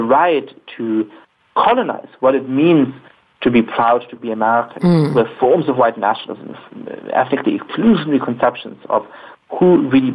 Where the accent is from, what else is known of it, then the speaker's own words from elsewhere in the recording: Germany; I grew up in Germany